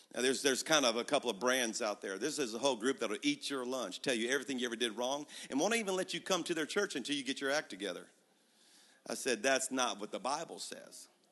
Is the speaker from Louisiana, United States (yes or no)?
yes; Baton Rouge, Louisiana, United States; now in Birmingham, United States; I was at my hometown in Baton Rouge, Louisiana, where I'm from